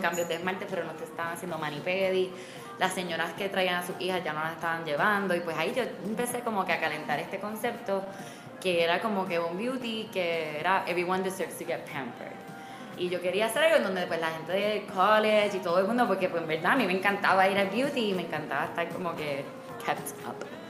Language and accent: Spanish; San Juan, Puerto Rico; moved away; also born or lived in Miami / New York; yo soy de Condado y me conozco todas las esquinas